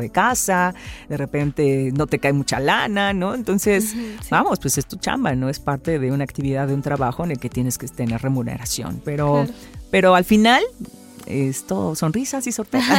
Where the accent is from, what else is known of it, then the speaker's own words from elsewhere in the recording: Orizaba, Veracruz, Mexico; moved away as an adult; now in Xalapa, Mexico; yo soy de la ciudad de Orizaba